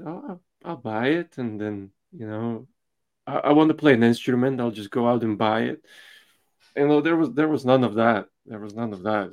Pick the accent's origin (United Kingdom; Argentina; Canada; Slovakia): Slovakia; moved away; I'm from Slovakia originally, so eh, when I was growing up, it was still communism.